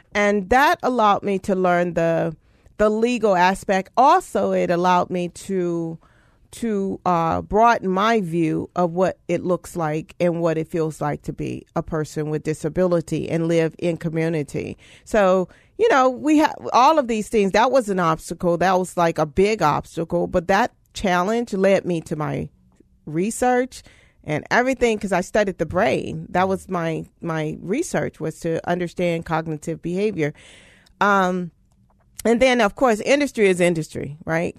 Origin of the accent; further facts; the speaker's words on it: Louisiana, United States; moved away; originally from Louisiana, very rural area in Louisiana